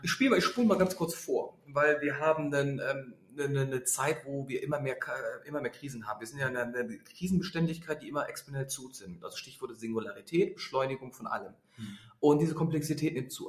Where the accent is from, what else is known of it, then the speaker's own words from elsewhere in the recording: Berlin, Germany; ich bin Berliner